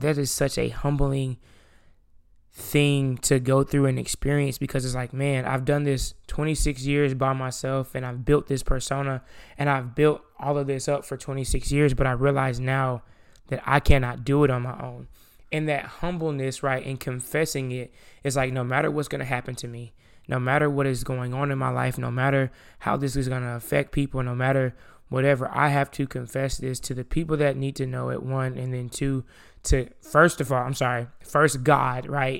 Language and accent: English; the South, United States; I'm from the South